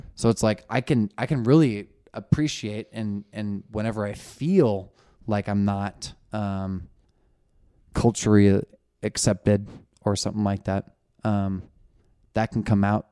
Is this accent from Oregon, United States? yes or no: yes; Sisters, Oregon, United States; also born or lived in Portland, Oregon; I'm from Oregon. Hello. I'm pr, I'm a, fr, I'm from a town you've never heard of.